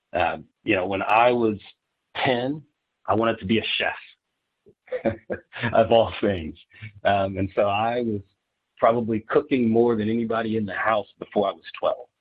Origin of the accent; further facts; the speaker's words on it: Dayton, Ohio, United States; I grew up in Ohio, uh, in in Dayton, Ohio specifically